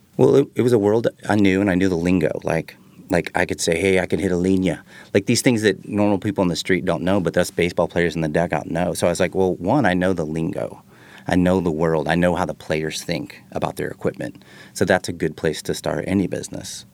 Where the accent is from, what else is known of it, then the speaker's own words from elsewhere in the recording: Texas, United States; I'm from Texas